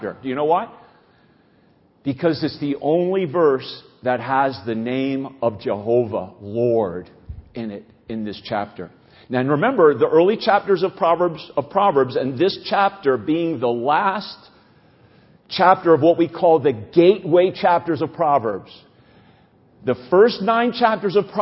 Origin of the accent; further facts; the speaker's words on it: New Jersey, United States; I grew up here in New Jersey